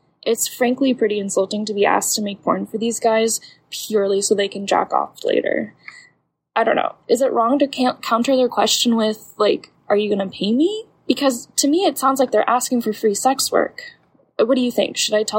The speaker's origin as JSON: {"language": "English", "region": "Midwest", "country": "United States", "said": "Hey, Dan, I'm from the Midwest"}